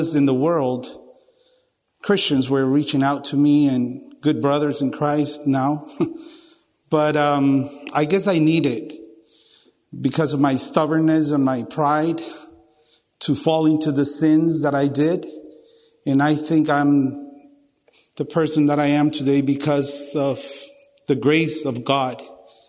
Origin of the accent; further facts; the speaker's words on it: Guatemala; moved away as an adult; now in United States; back in my home country in Guatemala